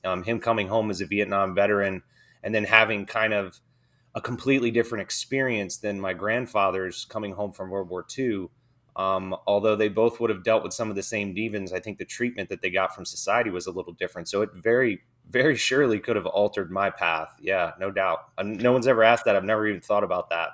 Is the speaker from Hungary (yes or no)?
no; Dover, Delaware, United States; I grew up in Dover, Delaware, um, small town, uh, it's an Air Force town, actually